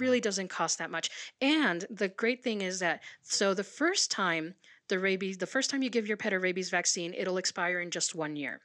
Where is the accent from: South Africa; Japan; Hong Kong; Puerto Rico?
Puerto Rico; now in Sierra Vista, United States; I'm originally from Puerto Rico